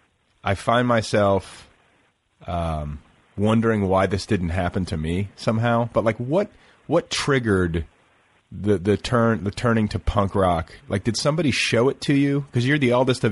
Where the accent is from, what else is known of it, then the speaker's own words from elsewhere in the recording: Indiana, United States; I'm from Indiana